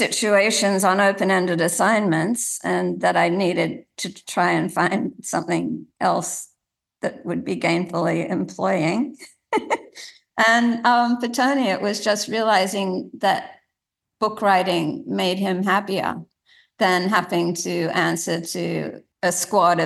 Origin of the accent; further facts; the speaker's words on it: Sydney, New South Wales, Australia; when I was growing up in Sydney